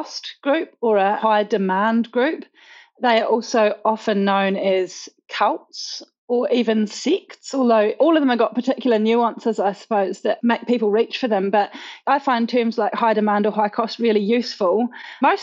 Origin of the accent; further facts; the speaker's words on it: Auckland, New Zealand; I was born and raised in them in Auckland, New Zealand.